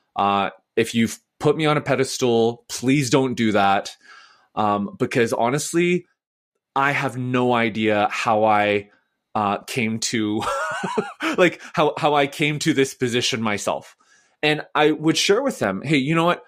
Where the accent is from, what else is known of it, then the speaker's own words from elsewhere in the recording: Vancouver, British Columbia, Canada; also born or lived in Nashville, United States; now in Edmonton, Canada; I am from Vancouver